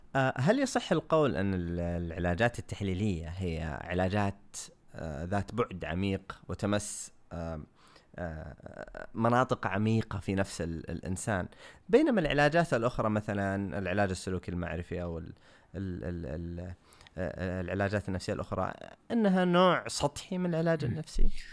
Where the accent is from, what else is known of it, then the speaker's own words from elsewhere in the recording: Saudi Arabia; عندنا في السعودية